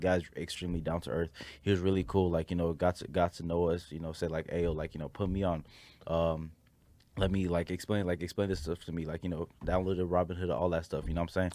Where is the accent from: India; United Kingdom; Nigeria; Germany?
Nigeria; I'm a Nigerian